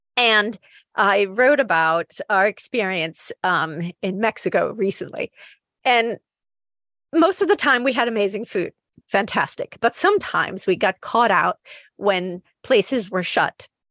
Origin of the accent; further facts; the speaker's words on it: Naples, Campania, Italy; now in United Kingdom; I'm from Naples.